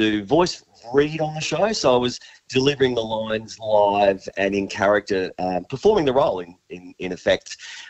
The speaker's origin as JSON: {"language": "English", "town": "Gold Coast", "region": "Queensland", "country": "Australia", "tie": "born or raised there", "said": "they filmed the first Scooby-Doo in my hometown on the Gold Coast."}